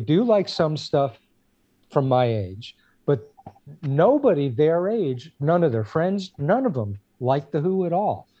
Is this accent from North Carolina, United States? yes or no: no; Clifton, New Jersey, United States; moved away as an adult; also born or lived in Passaic, New Jersey; now in California, United States; I was born in Passaic, lived on Harrison Street until Uh, I guess I was about eight years old when we moved to Clifton